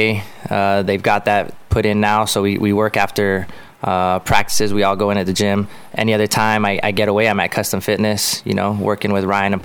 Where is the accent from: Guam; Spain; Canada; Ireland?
Guam; I love being from Guam and representing Guam